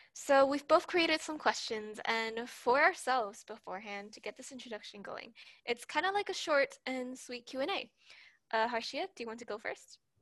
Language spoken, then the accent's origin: English; Puerto Rico; I'm from Puerto Rico.